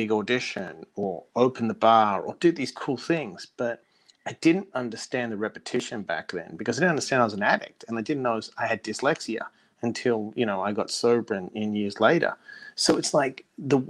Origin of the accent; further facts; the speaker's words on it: Perth, Western Australia, Australia; moved away; also born or lived in United States; I was come from Perth with nothing, the most isolated capital city in the world, moved to America